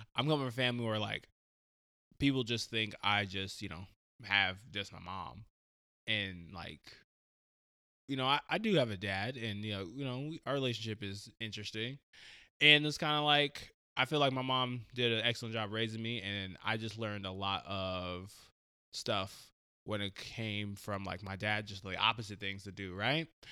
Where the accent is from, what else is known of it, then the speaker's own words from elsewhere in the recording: Portland, Oregon, United States; born and raised Portland, Oregon. Um, I'm a Portland native.